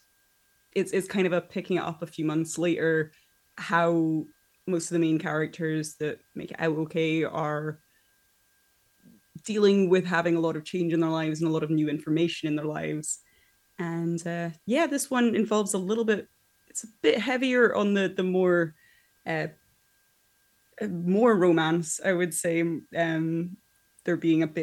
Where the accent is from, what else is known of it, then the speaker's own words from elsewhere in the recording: Scotland, United Kingdom; I am from Scotland